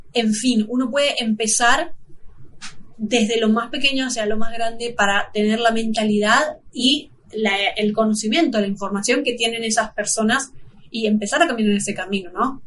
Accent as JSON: {"language": "Spanish", "country": "Argentina", "said": "nosotros somos de Argentina"}